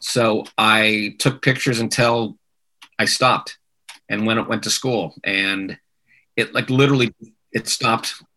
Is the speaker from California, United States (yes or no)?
yes; Manhattan Beach, California, United States; I grew up in Manhattan Beach, and uh, my parents were very much into music